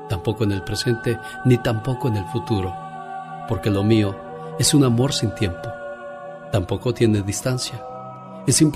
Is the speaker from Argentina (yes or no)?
no; Puerto Peñasco, Sonora, Mexico; moved away; de Puerto Peñasco, Sonora, porque un día salí de Sonora, pero Sonora nunca salió de mí